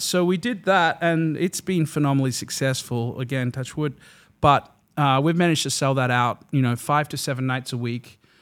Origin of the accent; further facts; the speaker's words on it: Melbourne, Victoria, Australia; moved away as an adult; now in West Hollywood, United States; I am from Melbourne, Australia, sunny Melbourne.